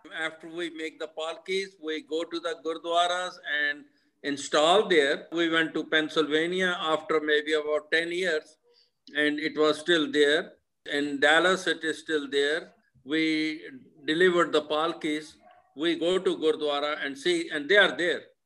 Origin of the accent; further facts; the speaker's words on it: Pakistan; moved away as an adult; also born or lived in India / Kuwait; now in Oklahoma, United States; I was born in India, which was united with Pakistan before. India and Pakistan was one country. And that time I was born in the Pakistan